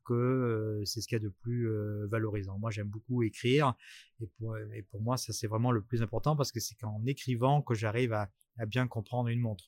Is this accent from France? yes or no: yes; Bordeaux, Nouvelle-Aquitaine, France; moved away as an adult; now in Paris, France; je suis monté euh, sur Paris puisque je suis je suis bordelais